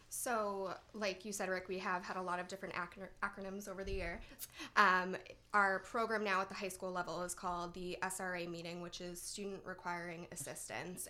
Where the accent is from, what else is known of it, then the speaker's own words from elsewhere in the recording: North Andover, Massachusetts, United States; I grew up in North Andover